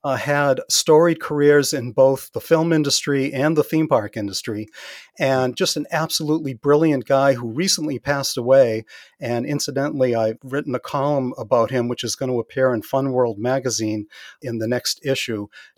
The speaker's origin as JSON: {"language": "English", "region": "New England", "country": "United States", "also_born_or_lived": "Northern Massachusetts", "said": "We're both from New England."}